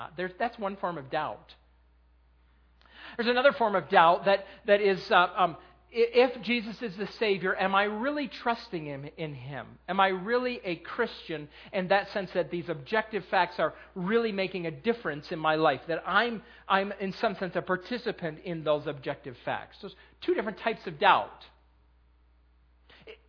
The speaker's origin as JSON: {"language": "English", "region": "Western New York", "country": "United States", "moved": "yes", "lives_now": "Lancaster County, United States", "said": "I'm from Western New"}